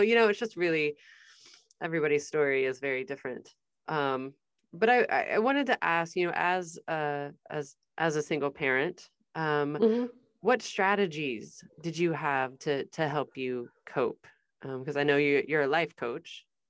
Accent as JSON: {"language": "English", "region": "Midwest", "country": "United States", "said": "I'm from the Midwest."}